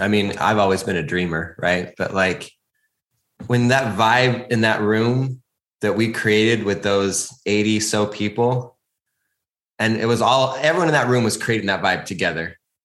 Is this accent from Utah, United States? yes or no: yes; Utah, United States; moved away; I actually grew up in Utah.